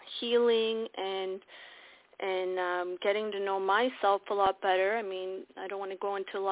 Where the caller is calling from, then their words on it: Ontario, Canada; I'm calling from Ontario